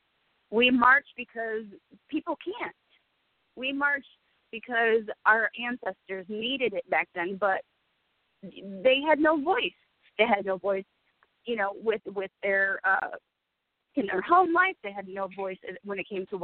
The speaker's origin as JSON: {"language": "English", "town": "Ann Arbor", "region": "Michigan", "country": "United States", "said": "I am from Ann Arbor"}